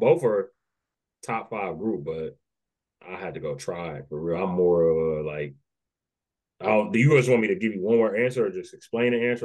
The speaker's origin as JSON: {"language": "English", "town": "Dayton", "region": "Ohio", "country": "United States", "tie": "born or raised there", "also_born_or_lived": "Nashville, Tennessee", "said": "I was raised by my grandparents in Dayton."}